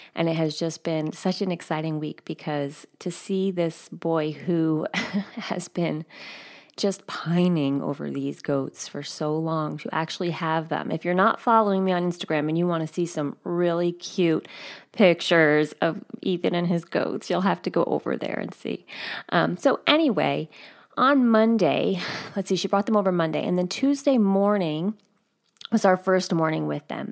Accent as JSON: {"language": "English", "area": "outside of New York City", "region": "in New Jersey", "country": "United States", "tie": "born or raised there", "moved": "yes", "said": "where I grew up outside of New York City, And in New Jersey"}